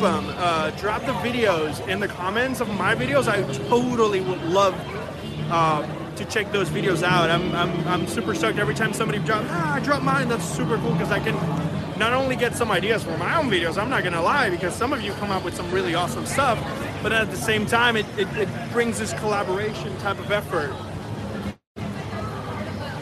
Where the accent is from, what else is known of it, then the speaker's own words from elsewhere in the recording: Puerto Rico; moved away; I'm from Puerto Rico, but I live here now.